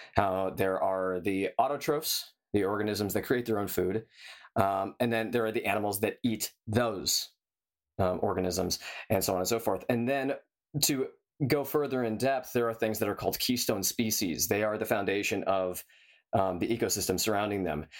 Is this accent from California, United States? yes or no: yes; San Diego, California, United States; I grew up in San Diego